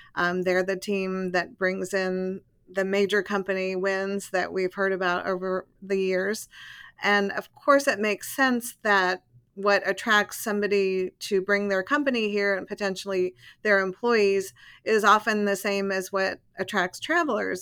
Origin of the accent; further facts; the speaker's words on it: Albuquerque, New Mexico, United States; moved away as an adult; also born or lived in Texas; now in Arlington, United States; I'm not originally from here. I grew up in Albuquerque, New Mexico